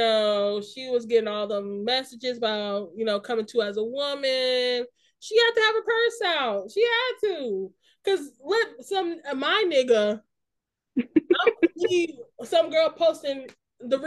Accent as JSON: {"language": "English", "region": "the South", "country": "United States", "tie": "born or raised there", "said": "I grew up in the South"}